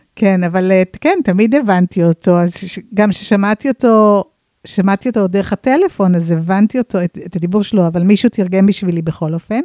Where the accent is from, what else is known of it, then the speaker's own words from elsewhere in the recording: San Francisco, California, United States; now in Israel; אני אמריקאית במקור. אה, גדלתי בסן פרנסיסקו ועליתי לארץ כמה פעמים, הלוך חזור, הלוך חזור.